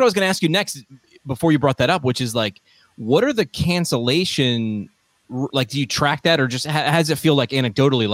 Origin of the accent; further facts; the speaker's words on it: Hudson Valley, New York, United States; also born or lived in Northeast Pennsylvania; where I grew up here in the Hudson Valley